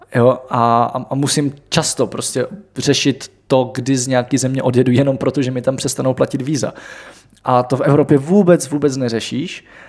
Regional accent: Czechia; my jako Češi

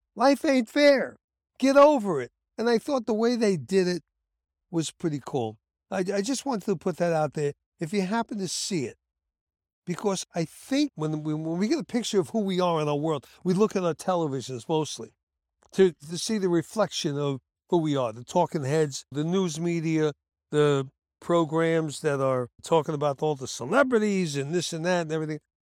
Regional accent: New York City, New York, United States; also born or lived in Bronx; I'm from Brooklyn

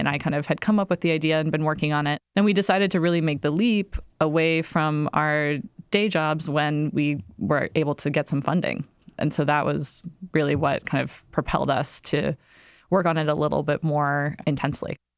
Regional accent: Iowa, United States; moved away as an adult; now in New York City, United States; I grew up in Iowa

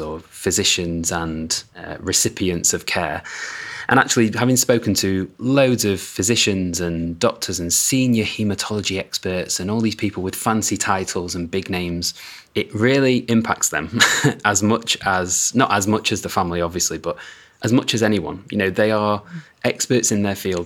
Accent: United Kingdom; as a Brit

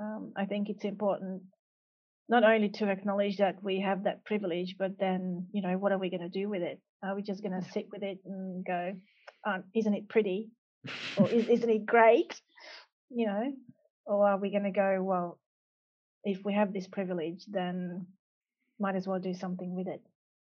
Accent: Hungary; now in Australia; I've been naturalised, but originally I come from Hungary.

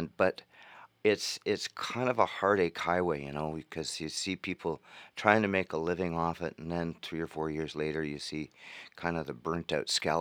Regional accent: Thunder Bay, Ontario, Canada; also born or lived in Peterborough, Ontario; now in Chelsea, Canada; I grew up in Thunder Bay, and I go back there.

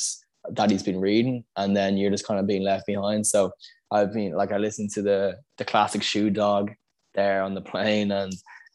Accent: Dublin, Leinster, Ireland; I moved from Scolassum, which was in Raheny, to Bagot Street, going into fourth class

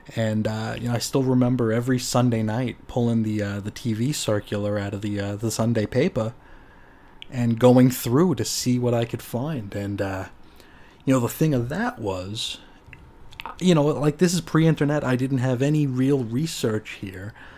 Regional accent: New York, United States; I grew up in New York

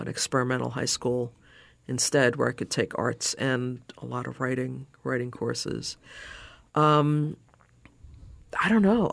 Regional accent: New York City, New York, United States; also born or lived in Chicago, Illinois; now in Southwest Florida, United States; I grew up in New York, uh, in Brooklyn

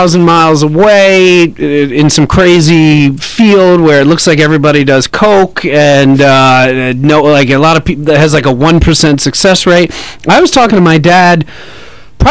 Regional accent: New York, United States; moved away as an adult; also born or lived in North Hollywood; now in Los Angeles, United States; I grew up in New York.

